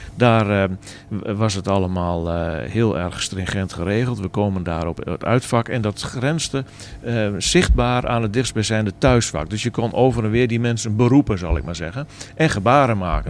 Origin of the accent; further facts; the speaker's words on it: Groningen, Netherlands; ik als Groninger, Twente supporter